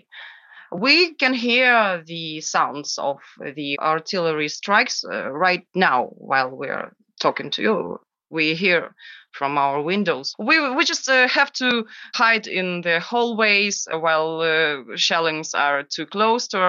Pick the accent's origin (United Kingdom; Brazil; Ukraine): Ukraine; Kherson, Kherson Oblast; also born or lived in Ternopil; But Kherson is my hometown